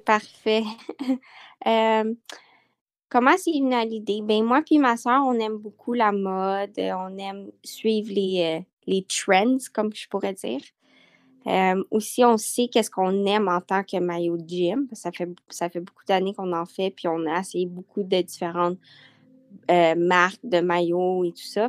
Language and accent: French; Montreal, Quebec, Canada; Je suis née à Montréal